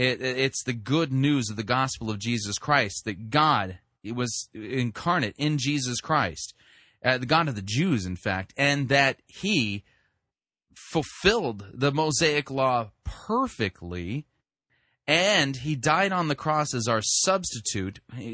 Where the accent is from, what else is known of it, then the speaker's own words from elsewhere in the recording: California, United States; I mean, when I grew up in Southern California, so we had, like, channel 2, channel 4, channel 5, channel 6